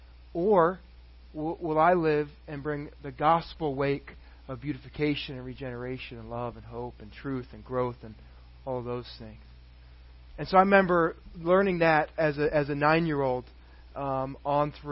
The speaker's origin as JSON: {"language": "English", "area": "a suburb just outside of Dallas", "region": "Texas", "country": "United States", "tie": "born or raised there", "moved": "yes", "lives_now": "Tampa, United States", "said": "We lived in a suburb just outside of Dallas, Texas"}